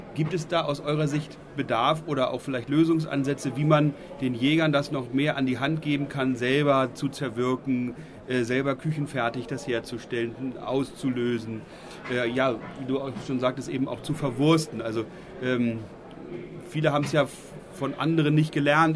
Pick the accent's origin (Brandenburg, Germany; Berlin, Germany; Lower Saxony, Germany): Lower Saxony, Germany; Eastern; Bei uns in Ostniedersachsen